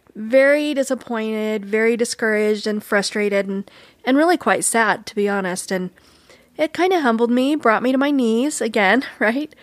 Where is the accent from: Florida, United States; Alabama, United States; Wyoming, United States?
Wyoming, United States; Cokeville; moved away; I'm from Cokeville